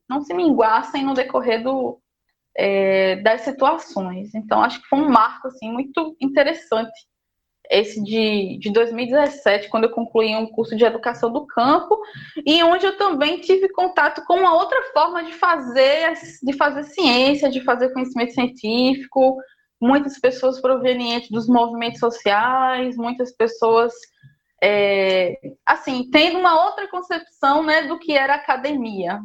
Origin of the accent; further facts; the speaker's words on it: São Sebastião de Lagoa de Roça, Paraíba, Brazil; moved away as an adult; also born or lived in Esperança, Paraíba / João Pessoa, Paraíba; now in Bahia, Brazil; eu sou natural da cidade de Esperança, na Paraíba